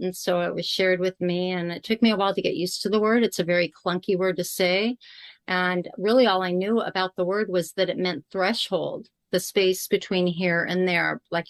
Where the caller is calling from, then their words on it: California, United States; I am in Southern California right now with Grandmother Ocean, not that far from me.